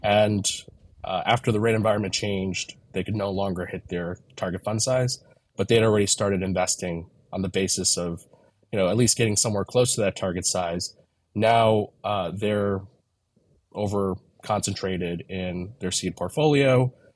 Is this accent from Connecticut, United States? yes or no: no; New York City, New York, United States; I grew up in Manhattan and Brooklyn, and most of my family is, is still here in Brooklyn. So I'm a New Yorker.